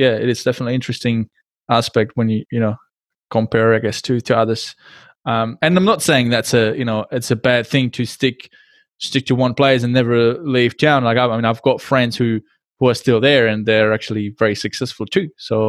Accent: Frýdek-Místek, Moravian-Silesian Region, Czechia; I come from a town which was split by a river. It used to be two towns. The name of the town now is called Friedek Miestek.

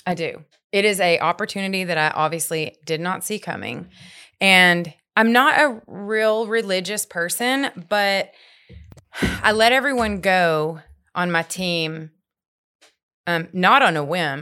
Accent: Longview, Texas, United States; I grew up in Northeast Texas

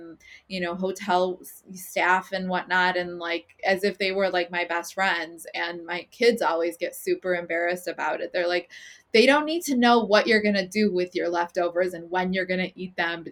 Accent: Chicago, Illinois, United States; growing up in Chicago and watching my parents build their businesses

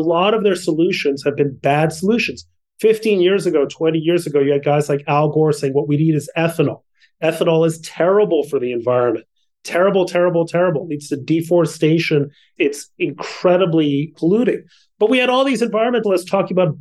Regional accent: Mexico City, Mexico; now in United States; I grew up in Mexico City.

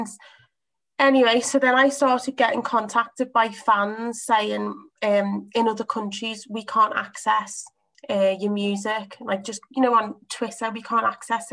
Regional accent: Liverpool, North West England, United Kingdom; I'm from Liverpool. We're quite tough people

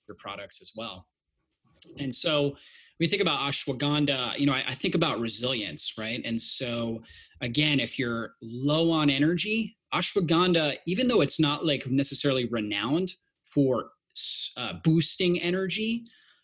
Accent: Florida, United States; I grew up in Florida on the beach

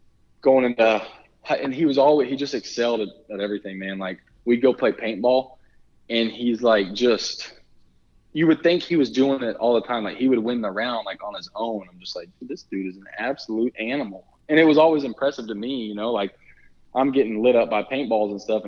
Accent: Texas, United States; accent: a little bit of an accent from the South; I do have a little bit of a draw, a little bit of an accent from the South

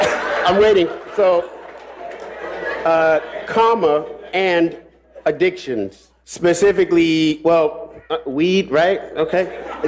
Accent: Silver Spring, Maryland, United States; I'm from Maryland. Silver Spring, Maryland.

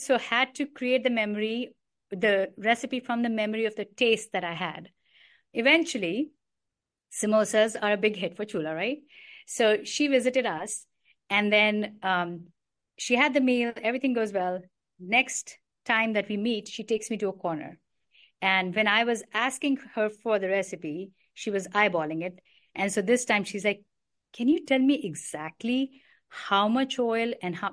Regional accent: New Delhi, Delhi, India; moved away; also born or lived in Karnataka; I grew up in New Delhi

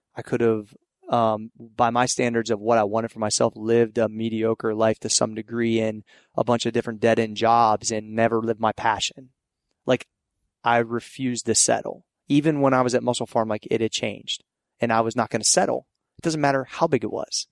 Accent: Ohio Valley, United States; it started from my hometown. I wanted Ohio Valley kids

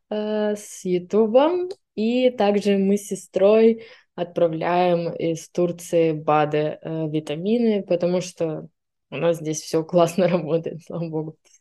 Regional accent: Siberia, Russia; moved away as an adult; also born or lived in Irkutsk; now in Istanbul, Turkey; мне 25 лет, я из Сибири

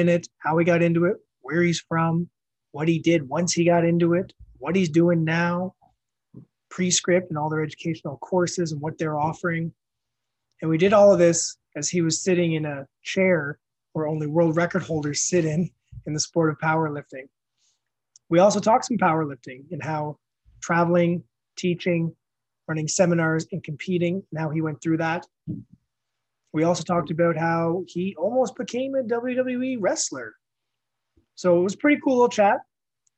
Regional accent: New Brunswick, Canada; also born or lived in Prince Edward Island; I grew up half in New Brunswick, half in Prince Edward Island.

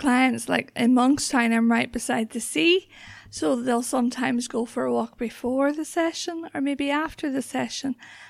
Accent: Northern Ireland, United Kingdom; I'm originally from County Antrim, so yeah. I grew up just outside Belfast in the Troubles, in the height of the Troubles.

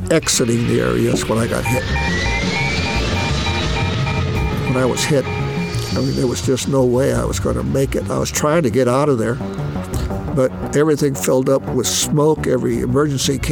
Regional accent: Salinas, California, United States; I was born in Salinas, California, December 23rd, 1937. So I just turned 85. I grew up in Salinas.

